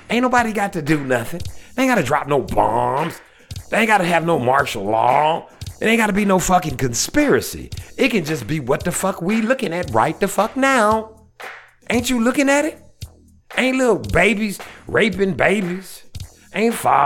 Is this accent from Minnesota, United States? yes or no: no; Shreveport, Louisiana, United States; I'm from Shreveport